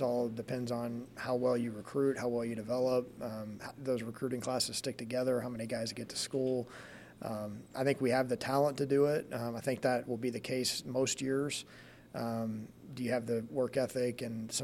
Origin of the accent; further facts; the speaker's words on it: Texas, United States; moved away as an adult; now in Lincoln, United States; it's what drew me to this place when I was 18 from Texas